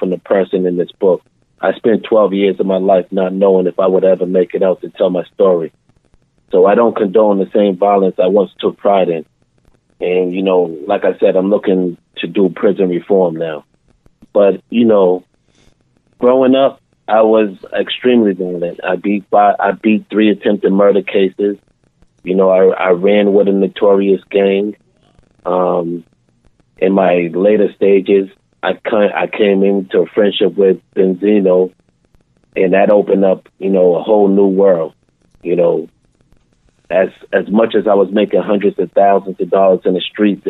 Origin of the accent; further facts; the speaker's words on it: Boston, Massachusetts, United States; I was born and raised in Boston, Mass